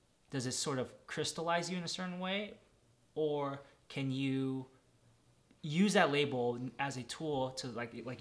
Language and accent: English; Milpitas, California, United States; now in Los Angeles, United States; I am Taiwanese American, mm-hmm. or I am from Lupitas